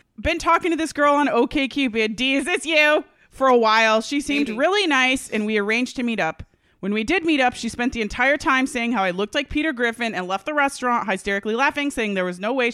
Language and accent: English; Australia; I'm Australian. My profile said I was Australian.